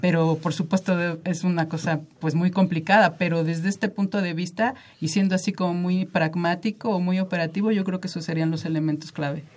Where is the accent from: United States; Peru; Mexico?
Mexico; somos muchísimos mexicanos